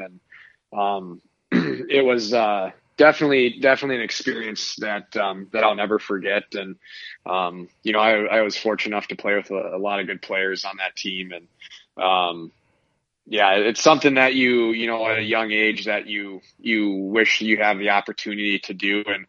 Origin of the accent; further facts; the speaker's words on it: Minnesota, United States; Both my parents are from Iowa, so they had no idea what hockey was. And so when they moved up to Minnesota, they actually started me off with skating lessons.